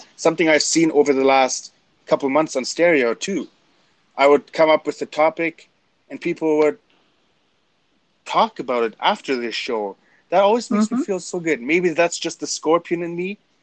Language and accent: English; Canada; I'm German Canadian